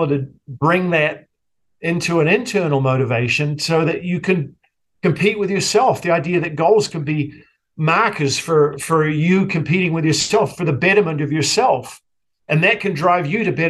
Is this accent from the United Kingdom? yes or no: no; New Zealand; moved away as an adult; now in United States; my socialization growing up in New Zealand